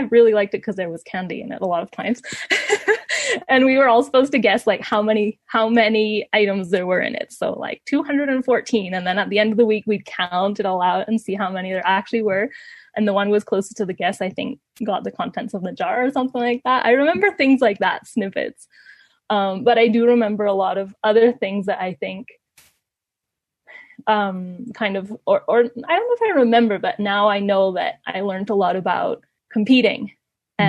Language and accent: English; Ecuador; moved away as an adult; also born or lived in Canada; I grew up in Ecuador